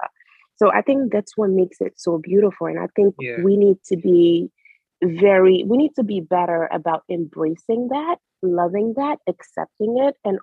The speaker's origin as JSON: {"language": "English", "region": "Conakry", "country": "Guinea", "tie": "born or raised there", "moved": "yes", "lives_now": "United States", "said": "I loved growing up in Guinea. I miss my childhood in Guinea so bad"}